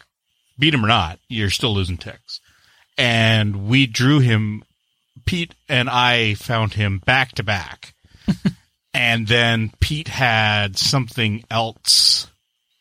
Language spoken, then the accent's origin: English; Canada; I'm the Canadian